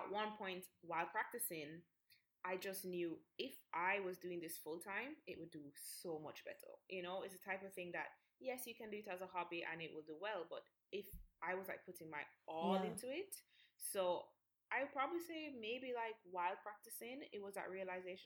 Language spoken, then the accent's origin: English; Jamaica; I'm obviously Jamaican, I was born here